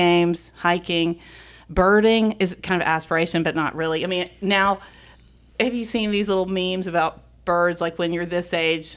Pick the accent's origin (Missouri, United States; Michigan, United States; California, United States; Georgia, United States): Georgia, United States; Augusta; also born or lived in Waverly; We grew up in Augusta